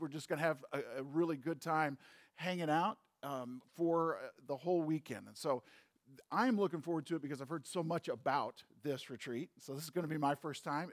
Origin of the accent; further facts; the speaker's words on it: St. Louis, Missouri, United States; moved away; I grew up in St. Louis.